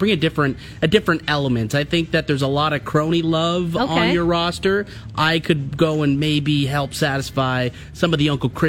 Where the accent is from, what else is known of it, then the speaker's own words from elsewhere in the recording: Russia; English is a second language; I'm from Russia, so, like, I didn't play the North American game until I was into my 20s.